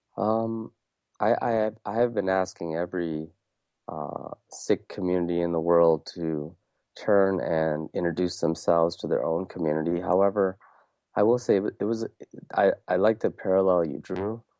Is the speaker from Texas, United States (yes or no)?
no; Wisconsin, United States; also born or lived in India; growing up in Wisconsin, being born in, uh, India